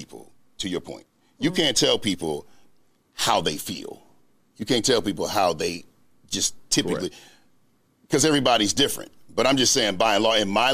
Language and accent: English; North Carolina, United States; I'm from North Carolina. I'm a little country